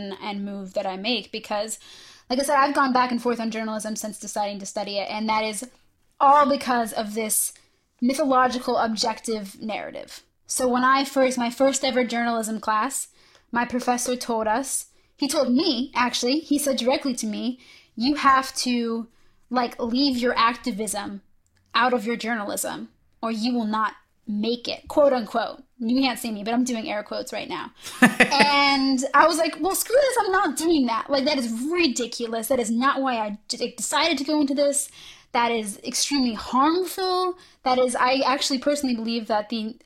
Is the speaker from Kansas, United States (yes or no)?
no; Philadelphia, Pennsylvania, United States; now in Chicago, United States; I'm originally from Philadelphia, and I like to make it very clear every single time I say that I'm actually from Philly. Like I'm from the city of Philadelphia.